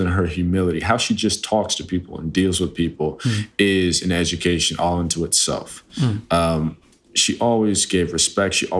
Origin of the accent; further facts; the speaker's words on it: New Jersey, United States; I was raised in New Jersey around the KKK.